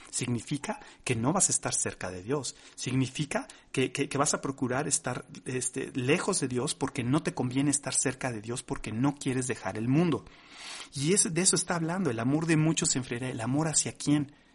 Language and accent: Spanish; Mexico; como mexicanos no habíamos vivido nunca